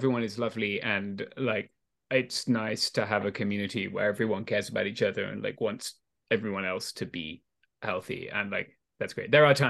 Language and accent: English; England, United Kingdom; moved away as an adult; now in United States; I'm a guy from England, like it was different where I grew up